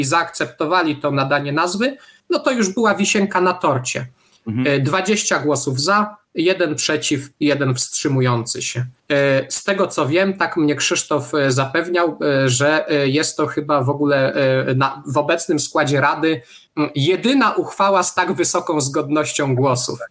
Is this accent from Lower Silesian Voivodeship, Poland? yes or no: no; Tarnów, Lesser Poland, Poland; ja jestem z Tarnowa